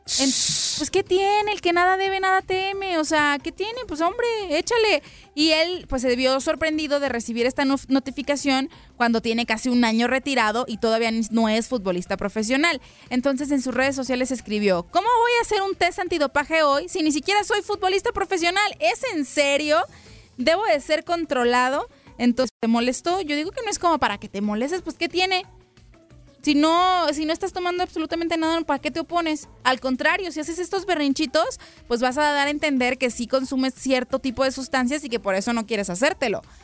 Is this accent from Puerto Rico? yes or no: no; Guadalajara, Jalisco, Mexico; moved away; mi tierra natal, a Guadalajara